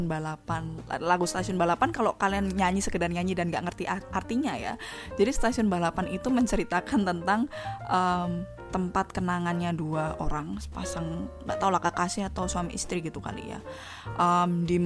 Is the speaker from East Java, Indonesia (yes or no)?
no; Surakarta, Central Java, Indonesia; also born or lived in Yogyakarta; now in Jakarta, Indonesia; Misalnya nih, aku nih kan dari Solo nih, aku kuliah di Jogja. Aku kuliah di Jogja, kemudian aku kerja di Jakarta.